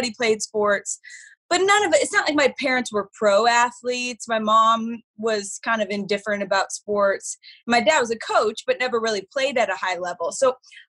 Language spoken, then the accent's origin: English; Phoenix, Arizona, United States; I grew up in Phoenix in the heyday of the Suns